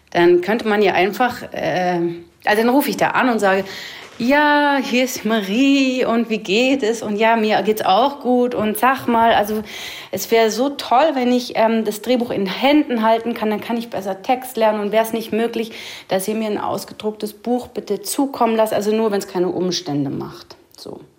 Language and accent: German; Basel, Basel-Stadt, Switzerland; accent: Swiss German; Ich, ich, ich, spreche äh, ein seltsames Schweizerdeutsch. Ich weiß nicht genau wieso. Ich bin in Basel aufgewachsen, aber ich spreche nicht den Basler Dialekt.